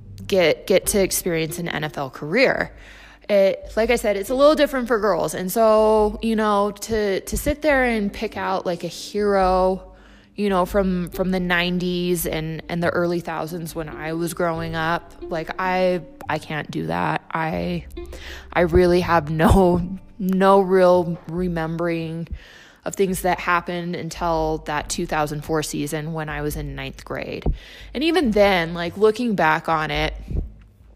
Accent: Salt Lake City, Utah, United States; growing up in Salt Lake

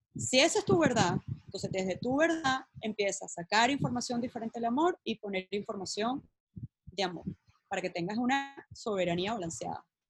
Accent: Venezuela; moved away; yo como venezolana, yo voy diciendo por todo el mundo, venezolana, ¿sabes? Criada allá

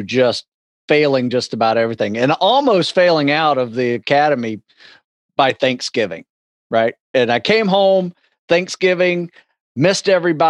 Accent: Live Oak, Florida, United States; moved away; I grew up in a small town in North Florida called Live Oak, Florida, Suwanee County

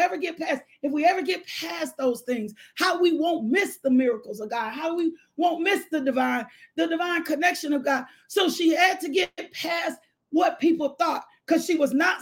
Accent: the South, United States; I'm from the South, and my South come out sometime.

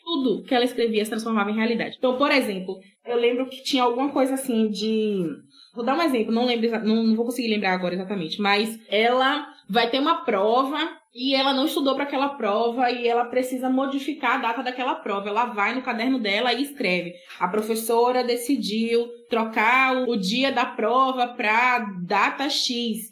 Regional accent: Brazil; Eu morava em Borarema, né? Eu sou de Borarema.

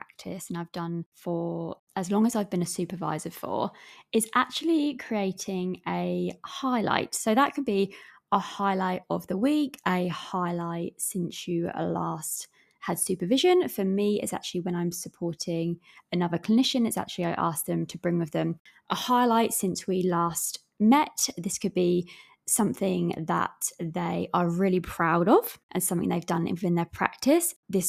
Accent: England, United Kingdom; accent: English, with an Australian twang; I'm aware that my accent is from England, as well as I do have a bit of an Aussie twang with the different words that I say.

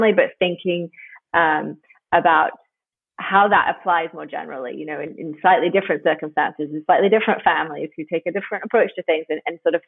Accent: United Kingdom; now in United States; I'm British

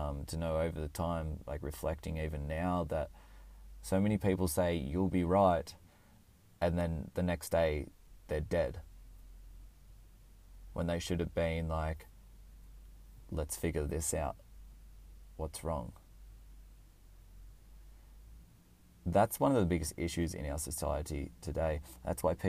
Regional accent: Orange, New South Wales, Australia; also born or lived in Canberra, Australian Capital Territory; I went back to my hometown, which was Orange

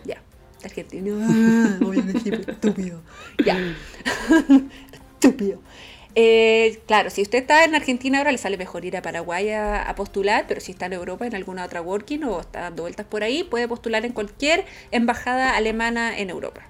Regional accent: Chile; now in Hamburg, Germany; yo también soy chilena, más chilena que los porotos, pero vivo ahora en Hamburgo

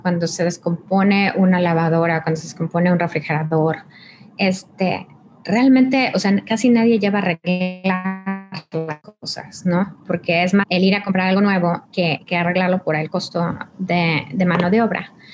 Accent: Mexico; yo soy mexicana

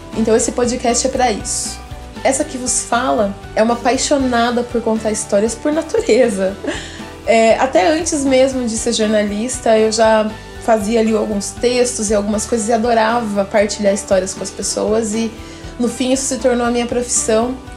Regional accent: Cerquilho, São Paulo, Brazil; also born or lived in Paraná; eu sou uma paranaense que saí do Paraná ainda bebê, no... com uma mudança da minha família para o interior do estado de São Paulo, para Cerquilho

